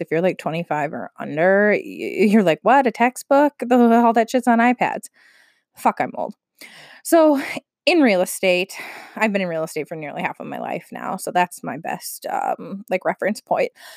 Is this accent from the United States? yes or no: yes; Minnesota, United States; my home state of Minnesota